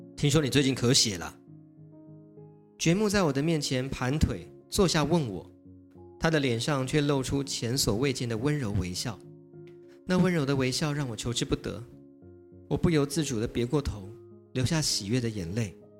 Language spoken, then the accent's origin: Chinese; Taiwan; 我们台湾人民